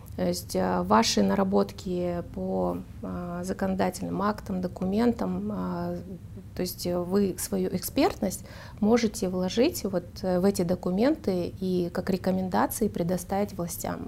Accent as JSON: {"language": "Russian", "region": "Almaty", "country": "Kazakhstan", "tie": "born or raised there", "said": "Я выросла в Алматы и в, жила в микрорайоне"}